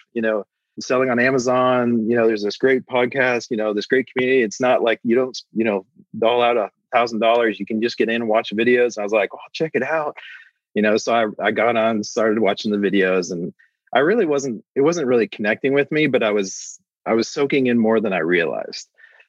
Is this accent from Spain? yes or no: no; Canada; also born or lived in Nashville, United States; I'm actually Canadian, so my visa expired, so I moved back to Canada.